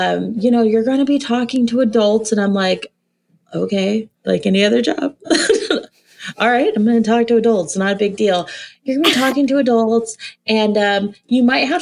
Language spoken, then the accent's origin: English; Texas, United States; I grew up in Texas. I was a Texas little belle in the Bible Belt